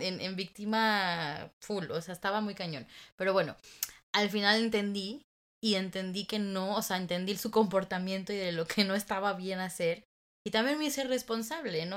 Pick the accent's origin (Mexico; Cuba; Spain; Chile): Mexico; somos latinas, mexicanas